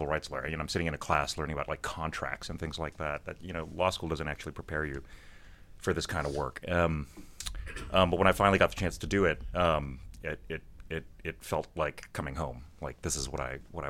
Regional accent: South Bay, California, United States; I'm from the South Bay, but I grew up rooting for the A's.

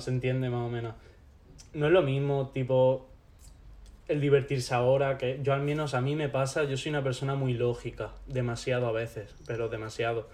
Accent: Loja, Andalusia, Spain; moved away as an adult; also born or lived in Mallorca; now in Granada, Spain; Yo nací en, en Mallorca, eh, viví allí hasta los 8 años, cuando mis padres decidieron separarse y mi madre me trajo aquí con mi hermana. Y nada, de los 8 hasta los 18, cosas así, estaba viviendo en Loja.

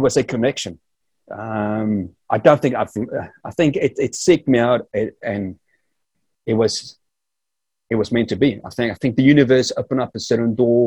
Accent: South Africa; moved away as an adult; growing up in South Africa

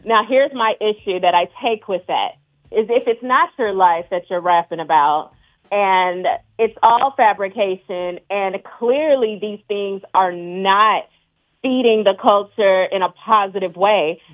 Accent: the South, United States; I'm from the South

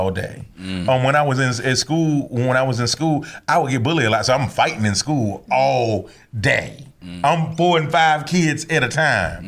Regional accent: Atlanta, Georgia, United States; I'm from Atlanta too

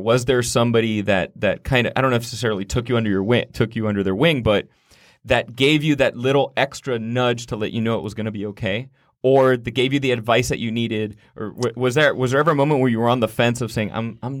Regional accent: Miami, Florida, United States; back home, I'm originally from Miami, Florida.

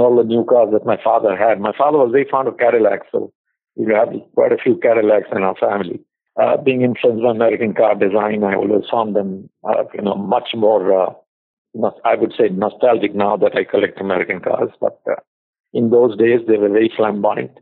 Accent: India; also born or lived in United States; I came back to India to meet my family before I joined the job

